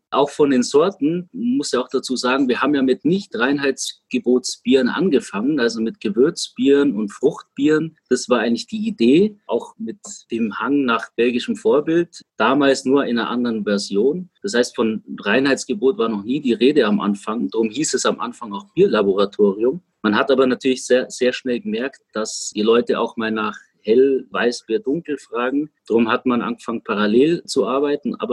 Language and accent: German; Munich, Bavaria, Germany; Man muss dazu sagen, wir selbst als Münchner wirst du ja pilztechnisch nicht gerade verwöhnt von den hiesigen Brauereien, weil es fast keiner mehr hat.